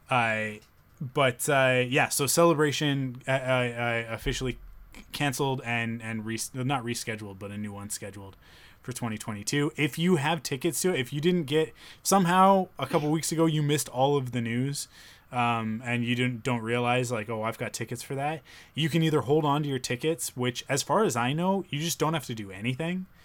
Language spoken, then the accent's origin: English; Canada; being a Canadian